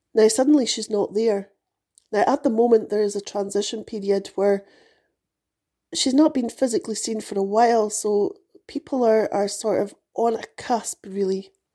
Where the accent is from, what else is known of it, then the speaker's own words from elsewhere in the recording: United Kingdom; moved away as an adult; also born or lived in United States; I was born into a monarchy